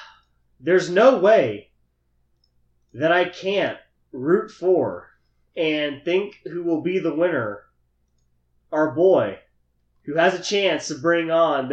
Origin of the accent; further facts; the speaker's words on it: Dallas, Texas, United States; I'll take my hometown Mavs.